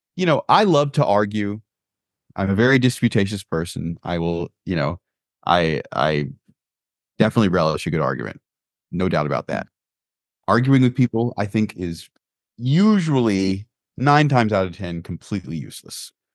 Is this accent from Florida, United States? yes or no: yes; Sumter County, Florida, United States; now in Maryland, United States; I remember growing up in Sumter County, Florida